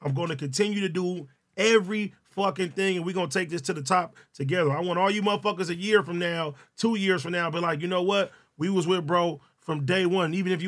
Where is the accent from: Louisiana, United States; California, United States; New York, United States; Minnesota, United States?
California, United States; Compton; Compton, man.